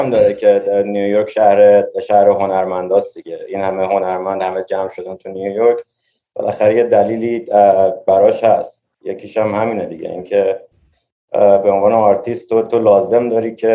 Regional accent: Tehran, Tehran Province, Iran; now in New York, United States; منی که توی تهران بزرگ شدم این, این, این شهریه که من میتونم توش دووم بیارم

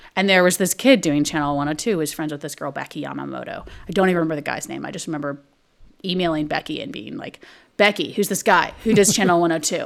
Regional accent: Texas, United States; moved away as an adult; also born or lived in Montreal, Canada / New York, United States; I'm from Texas.

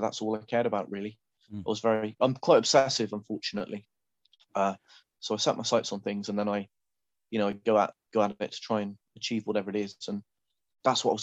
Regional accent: Saltash, South West England, United Kingdom; now in Wales, United Kingdom; I grew up in a very small town called Saltash in Cornwall

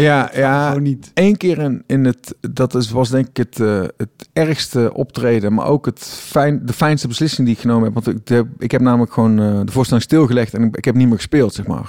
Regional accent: Tilburg, North Brabant, Netherlands; ik kom uit Tilburg, ik woon in Tilburg.

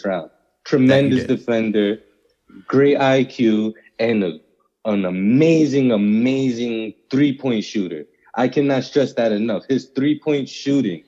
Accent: New York City, New York, United States; as a New Yorker and a Bronx native

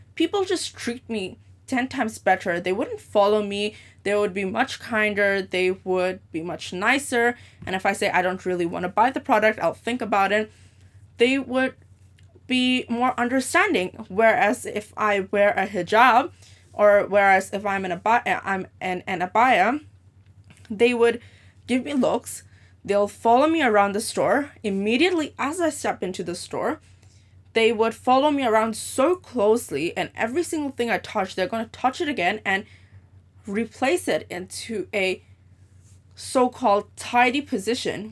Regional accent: Hong Kong; also born or lived in Dubai; I am born and raised in Hong Kong, so I basically spent more than seventeen years of my life here.

